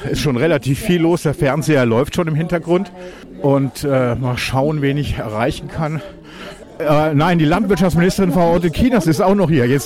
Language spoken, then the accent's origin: German; Hameln, Lower Saxony, Germany; weil äh, ich komme ja ursprünglich aus Hameln, ich kenne da sehr viele Leute